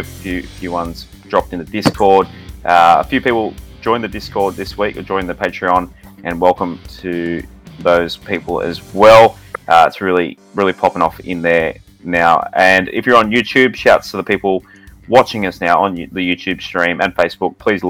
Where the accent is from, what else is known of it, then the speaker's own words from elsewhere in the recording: Central Coast, New South Wales, Australia; I grew up in the Central Coast